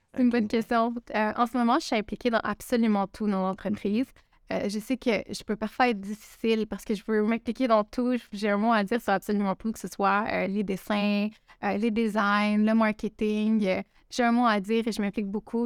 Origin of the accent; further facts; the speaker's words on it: Quebec, Canada; je suis québécoise, je suis née au Québec, mais mes parents sont originaires du Liban